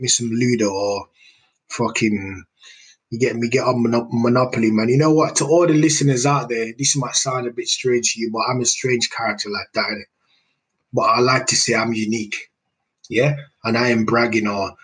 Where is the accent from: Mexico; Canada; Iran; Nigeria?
Nigeria; now in United Kingdom; I grew up in Nigeria